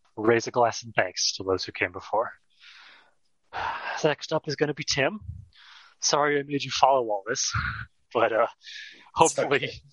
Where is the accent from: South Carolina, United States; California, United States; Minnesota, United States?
California, United States; growing up in California